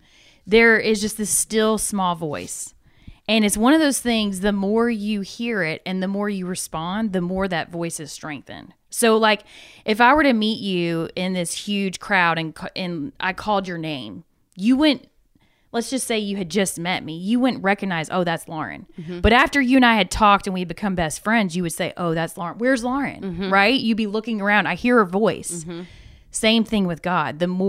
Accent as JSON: {"language": "English", "town": "Atlanta", "region": "Georgia", "country": "United States", "said": "From Atlanta."}